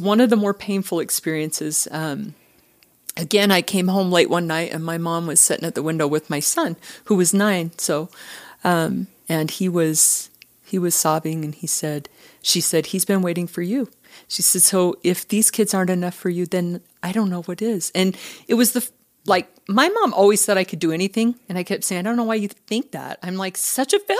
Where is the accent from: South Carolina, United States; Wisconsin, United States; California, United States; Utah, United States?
Utah, United States; Richfield; I am from Utah. I grew up in a small town, um, in Richfield, southern Utah